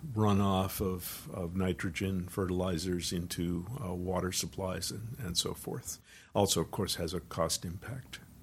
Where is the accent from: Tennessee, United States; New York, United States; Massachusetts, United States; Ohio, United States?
Massachusetts, United States; Wakefield; I was brought up in Wakefield, Massachusetts